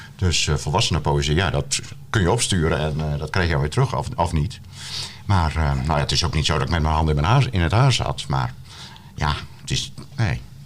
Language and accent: Dutch; Terschelling, Friesland, Netherlands; Maar ik ben opgegroeid op de Schelling